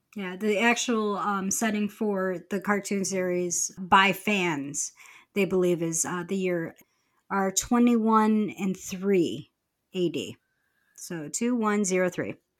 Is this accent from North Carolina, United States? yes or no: no; Rochester, New York, United States; my hometown of Rochester, New York